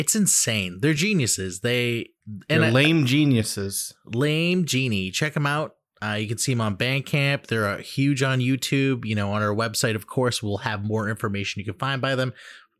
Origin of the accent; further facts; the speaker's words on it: Massachusetts, United States; I'm from Mass, baby.